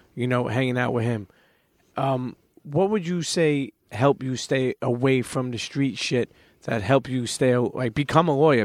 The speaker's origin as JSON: {"language": "English", "town": "New York City", "region": "New York", "country": "United States", "tie": "born or raised there", "said": "I'm a Brooklyn kid"}